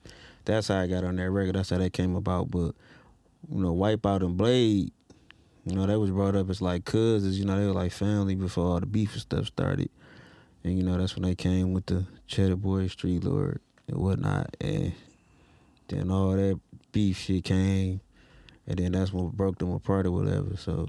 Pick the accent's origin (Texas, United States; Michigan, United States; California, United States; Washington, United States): Michigan, United States; Detroit; east side of Detroit.